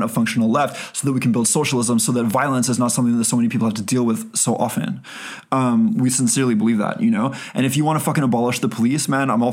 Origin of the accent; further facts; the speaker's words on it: Canada; we're Canadian